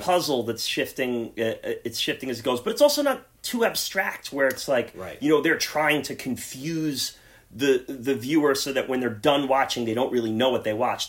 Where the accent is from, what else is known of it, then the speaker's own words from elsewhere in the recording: the New York area, United States; we're from the New York area